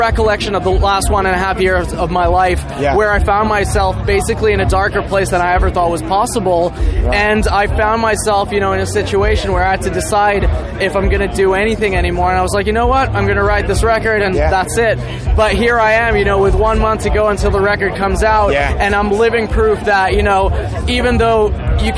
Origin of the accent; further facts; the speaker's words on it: Finland; I'm from Finland